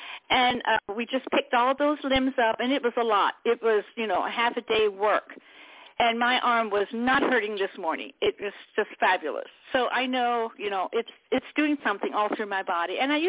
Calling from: Pennsylvania, United States; Hello, this is … from Pennsylvania.

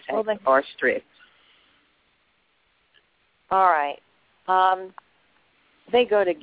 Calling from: Alabama, United States; Hello, I'm … from Alabama.

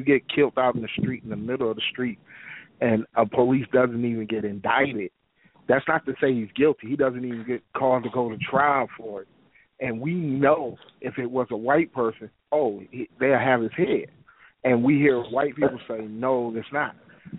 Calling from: Detroit, Michigan, United States; I'm from Detroit. I'm African-American male, black male

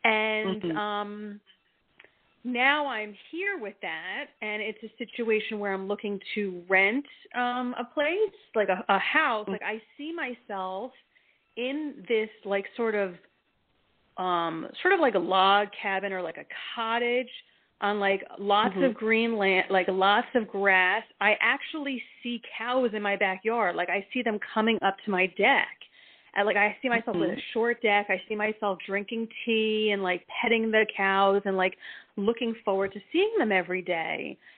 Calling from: New Jersey, United States; from New Jersey, currently.

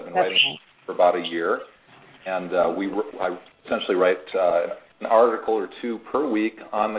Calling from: Florida, United States; I'm calling from Florida.

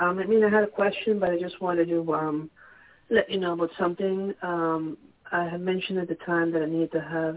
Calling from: Pennsylvania, United States; from Pennsylvania.

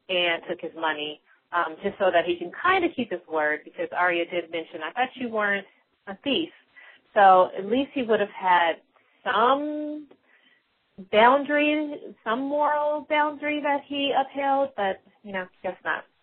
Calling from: Colorado, United States; from Colorado, and I am a new listener.

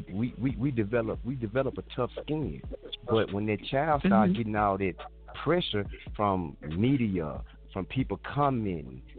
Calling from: Memphis, Tennessee, United States; I'm calling from Memphis, Tennessee

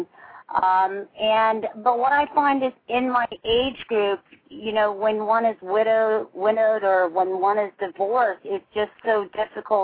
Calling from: Hallandale Beach, Florida, United States; I'm calling from Hallandale Beach, Florida.

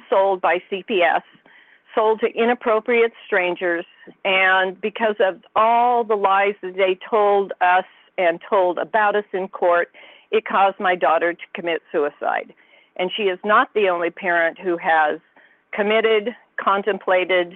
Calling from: Santa Cruz, California, United States; I'm calling from Santa Cruz, California

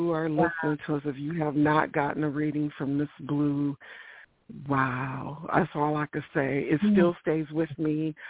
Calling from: Ohio, United States; I'm calling from Ohio.

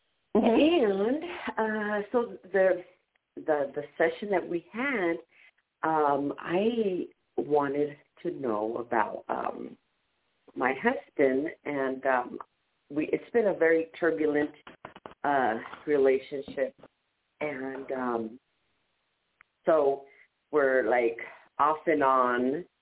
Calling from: San Diego, California, United States; I'm calling from San Diego.

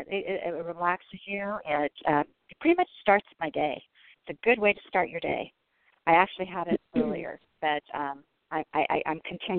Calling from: Denver, Colorado, United States; I live in Denver, Colorado. So I'm a Denver woman.

